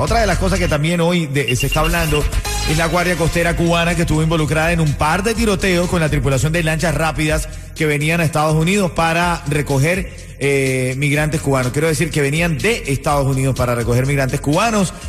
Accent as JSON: {"language": "Spanish", "country": "Venezuela", "moved": "yes", "lives_now": "Miami, United States", "said": "Yo como venezolano tengo que dejar a Venezuela atrás para prosperar"}